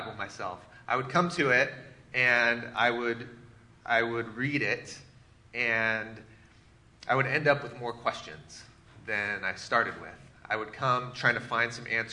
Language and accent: English; Seattle, Washington, United States; I grew up in the Pacific Northwest, in Seattle area, and grew up in the church.